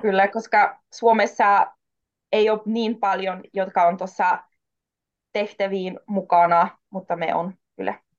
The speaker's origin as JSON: {"language": "Finnish", "country": "Austria", "tie": "born or raised there", "also_born_or_lived": "Warsaw, Poland", "first_language": "German, Polish", "second_language": "Finnish", "moved": "as an adult", "lives_now": "Jyväskylä, Finland", "said": "mä oon Itävallasta kotoisin, mä oon syntynyt Varsovassa, Puolassa"}